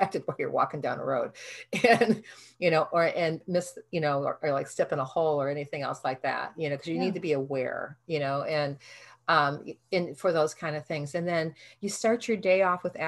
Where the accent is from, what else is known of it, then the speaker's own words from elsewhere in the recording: Midwest, United States; I'm from the Midwest